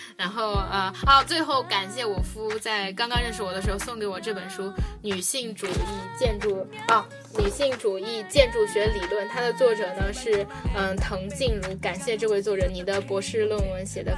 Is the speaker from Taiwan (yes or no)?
no; China; born there; 因为我们生在中国，活在中国。